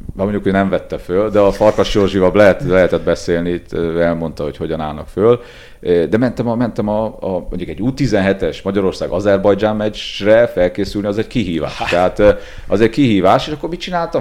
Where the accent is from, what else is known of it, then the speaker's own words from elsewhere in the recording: Transylvania, Romania; now in Hungary; én erdélyi születésű vagyok